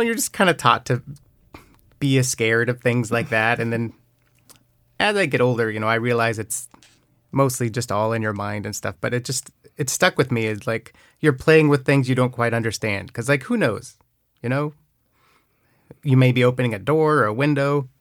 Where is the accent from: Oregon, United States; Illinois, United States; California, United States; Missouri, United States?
Oregon, United States; Newberg; I grew up in Oregon, it's a town called Newburgh